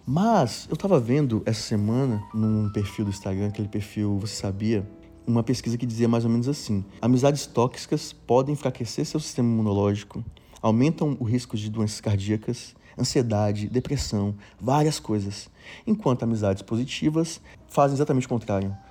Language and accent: Portuguese; Eunápolis, Bahia, Brazil; moved away as an adult; also born or lived in Itabuna; now in Rio de Janeiro, Brazil; Eu sou da Bahia, sou de uma cidadezinha